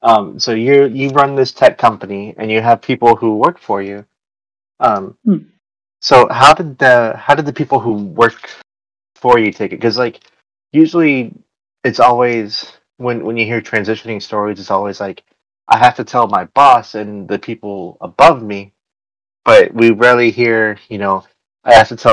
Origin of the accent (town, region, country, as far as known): United States; born or raised there